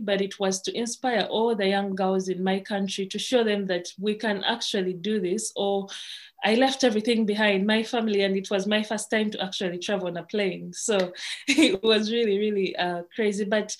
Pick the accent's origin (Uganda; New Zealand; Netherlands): Uganda